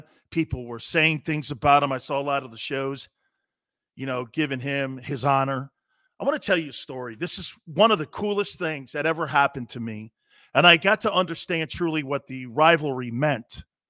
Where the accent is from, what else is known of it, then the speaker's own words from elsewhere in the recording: Connecticut, United States; moved away; And I'm from Connecticut